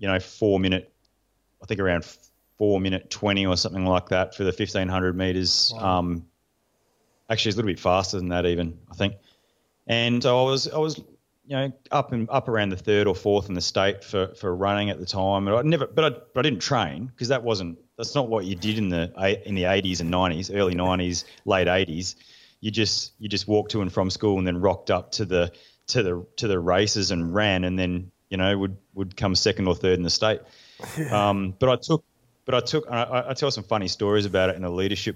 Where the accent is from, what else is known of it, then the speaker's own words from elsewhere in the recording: Australia; I used to identify as a Special Forces major from Australia